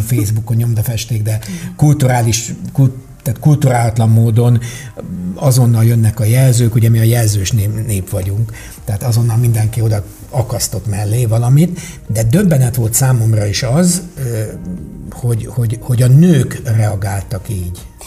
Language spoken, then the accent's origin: Hungarian; Hungary